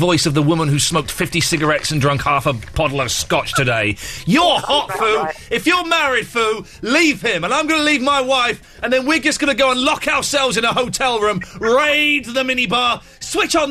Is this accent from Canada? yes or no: no; Slough, South East England, United Kingdom; I grew up on the Britwell Estate in Slough